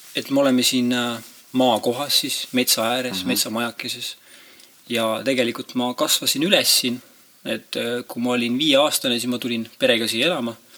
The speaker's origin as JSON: {"language": "Estonian", "country": "Estonia", "tie": "born or raised there", "also_born_or_lived": "Ireland", "said": "ma kasvasin üles siin talus"}